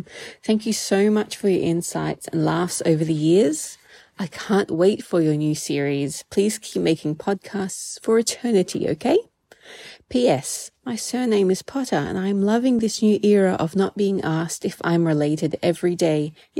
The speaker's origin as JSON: {"language": "English", "town": "Perth", "region": "Western Australia", "country": "Australia", "said": "from Perth, Western Australia."}